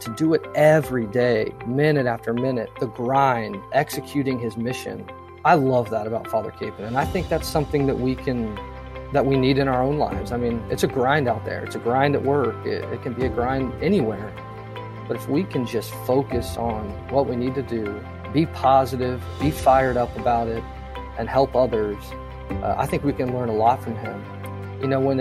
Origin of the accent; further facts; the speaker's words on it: Pittsburg, Kansas, United States; moved away as an adult; also born or lived in Wichita, Kansas / Lawrence, Kansas; now in Jacksonville, United States; I was born in Wichita, raised in Pittsburgh. So I was a Kansas boy my whole life.